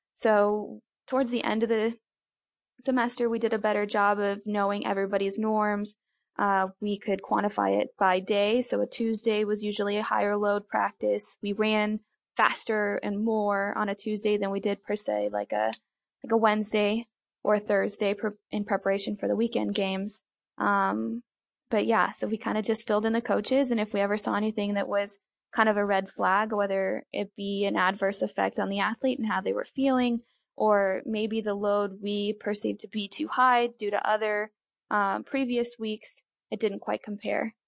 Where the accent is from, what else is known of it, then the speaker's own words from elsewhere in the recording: Colorado, United States; moved away as an adult; also born or lived in Fort Worth, Texas; originally I'm from Colorado